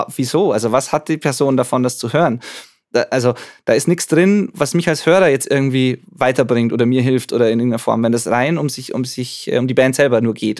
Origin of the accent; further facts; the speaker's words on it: Zwiesel, Bavaria, Germany; ich bin im Jugendcafé praktisch aufgewachsen und jetzt da zwar nicht mehr so aktiv, aber, aber, aber schon noch vor Ort